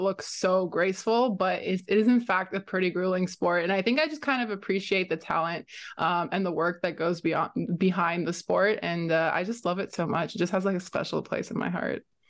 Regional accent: Romania; now in Canada; I'm from Romania

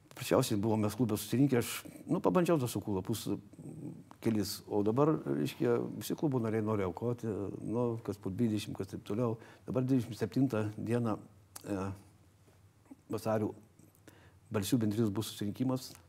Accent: Kudirkos Naumiestis, Marijampolė County, Lithuania; now in Vilnius, Lithuania; Aš esu kilęs iš Kudirgos nuomišio. Mhm. Šakių rajonas.

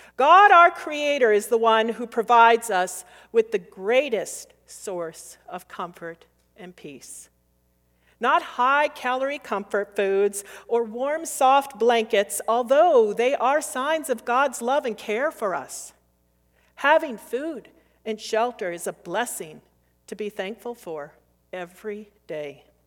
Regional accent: United States; also born or lived in Minnesota / Wisconsin; I grew up near Min, the border of Minnesota and Wisconsin

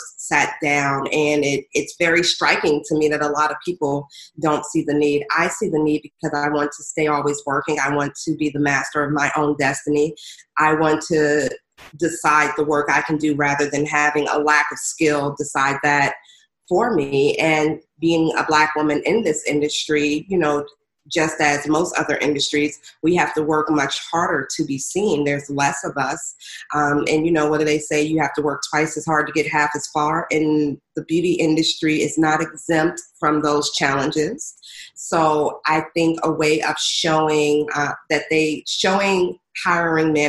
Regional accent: Washington, District of Columbia, United States; moved away as an adult; also born or lived in Brooklyn, New York; now in New York, United States; I was born in Brooklyn, but raised in the D.C. area. DMV, stand up

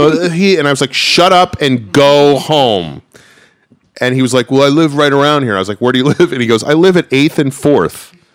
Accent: New Rochelle, New York, United States; moved away; He grew up in the next town over from me. So we always talk about, he grew up in Mount Vernon, I grew up in New Rochelle.

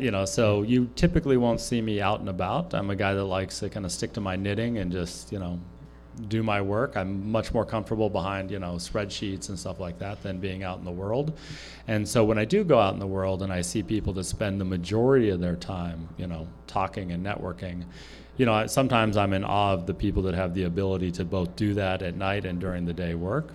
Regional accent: California, United States; moved away as an adult; now in Wisconsin, United States; born and raised in California. Uh, moved to Wisconsin when I was 20

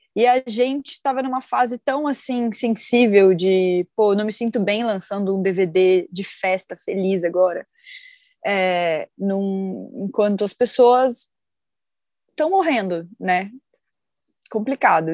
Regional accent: Rondônia, Brazil; now in São Paulo, Brazil; Eu, na verdade, eu sou de Rondônia

